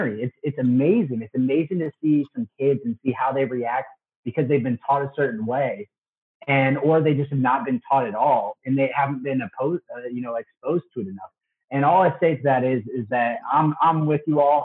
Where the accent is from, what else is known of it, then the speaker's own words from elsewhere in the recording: Ohio, United States; I'm from Ohio, moved to I went to BGSU